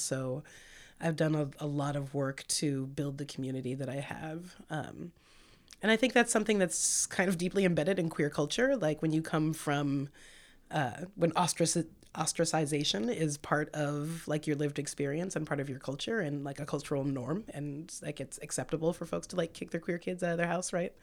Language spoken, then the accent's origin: English; Santa Cruz, California, United States; moved away as an adult; also born or lived in San Francisco / Seattle; now in Portland, United States; I was born in San Francisco and raised in Santa Cruz